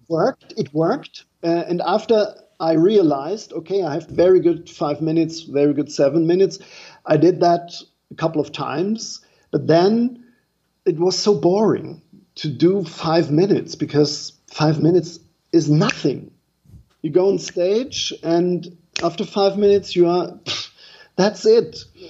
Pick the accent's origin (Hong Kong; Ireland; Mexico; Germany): Germany; English is a second language; moved away as an adult; now in New York City, United States; I'm from Germany. I'm a German comedian